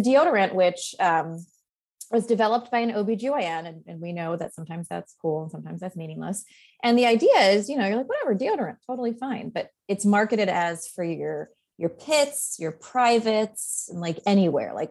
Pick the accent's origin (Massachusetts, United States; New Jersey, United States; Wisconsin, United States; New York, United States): New York, United States; Long Island; moved away; we're both from New York. Like I don't live there now.